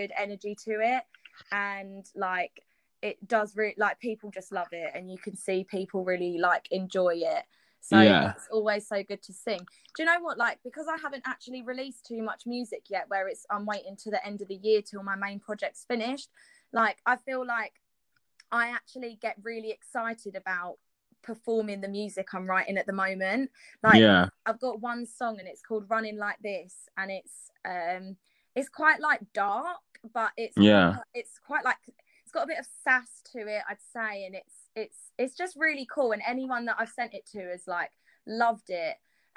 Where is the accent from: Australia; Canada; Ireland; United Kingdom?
United Kingdom